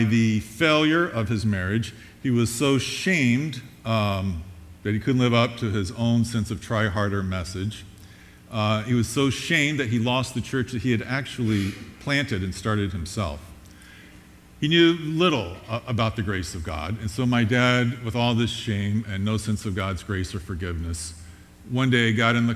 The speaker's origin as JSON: {"language": "English", "area": "Long Island", "region": "New York", "country": "United States", "tie": "born or raised there", "said": "we were raised on Long Island in New York"}